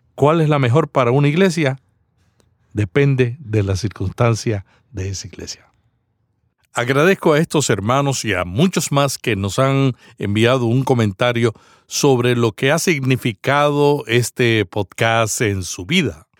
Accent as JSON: {"language": "Spanish", "town": "Santa Isabel", "country": "Puerto Rico", "tie": "born or raised there", "said": "Santa Isabel, Puerto Rico, mi pueblo natal"}